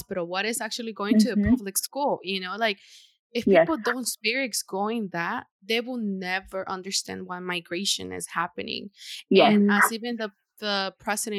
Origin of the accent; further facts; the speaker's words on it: Honduras; now in United States; living over there and then migrating here